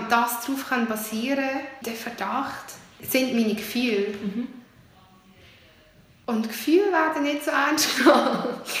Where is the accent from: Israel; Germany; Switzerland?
Switzerland; egal wie viele verschiedene Herkünfte ich noch habe. Dass ich selber entscheiden darf, die Schweiz ist meine Heimat und der Geist Heimat meiner Eltern.